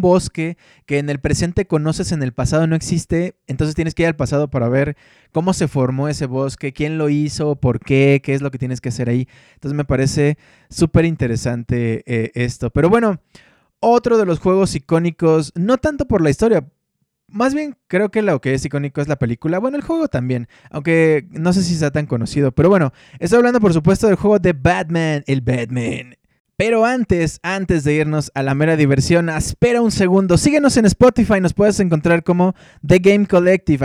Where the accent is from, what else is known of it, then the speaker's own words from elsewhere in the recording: Mexico; como niño mexicano de los noventas, leía la revista Club Nintendo